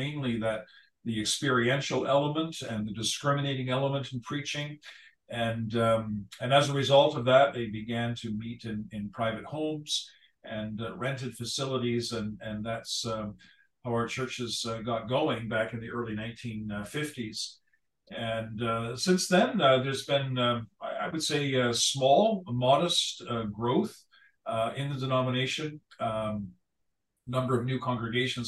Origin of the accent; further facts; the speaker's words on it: Hamilton, Ontario, Canada; moved away as an adult; also born or lived in Southern Alberta; now in Abbotsford, Canada; born and raised in Hamilton, Ontario